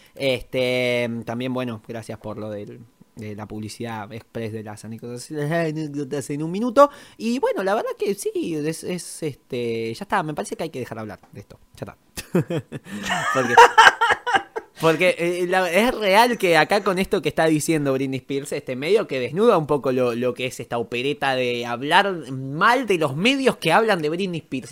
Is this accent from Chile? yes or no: no; Argentina; yo soy argentino.